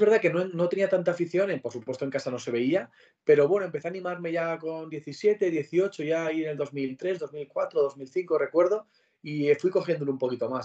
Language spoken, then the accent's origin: Spanish; Pamplona, Navarre, Spain; moved away as an adult; now in Madrid, Spain; soy de Pamplona, yo nací en Pamplona y me he criado allí toda la vida